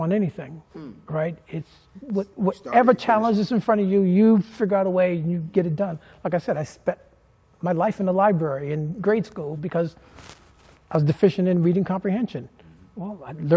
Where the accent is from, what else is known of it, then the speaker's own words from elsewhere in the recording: Boston, Massachusetts, United States; growing up in Boston and going to a school outside your growing up neighborhood